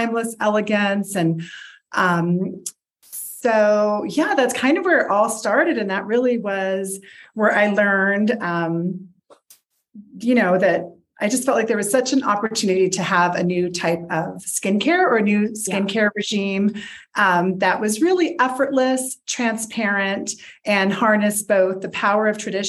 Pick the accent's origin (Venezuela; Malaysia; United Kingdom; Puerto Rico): Puerto Rico; moved away; also born or lived in Paris; I grew up in Puerto Rico